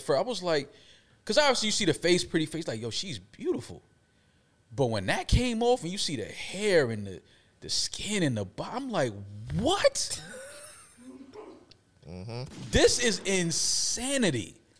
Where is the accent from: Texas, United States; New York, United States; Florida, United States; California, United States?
New York, United States; New York City; growing up in New York City, where I grew up